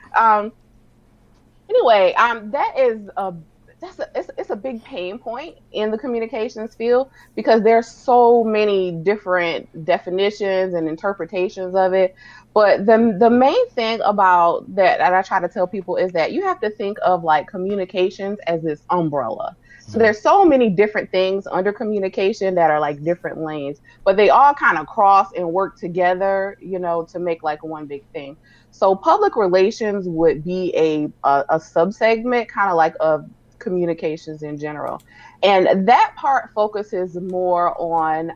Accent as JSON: {"language": "English", "town": "Sumter", "region": "South Carolina", "country": "United States", "tie": "born or raised there", "also_born_or_lived": "Wedgefield, South Carolina / Baltimore, Maryland / Nashville", "moved": "as an adult", "said": "I am originally from South Carolina, Sumter, South Carolina, to be exact."}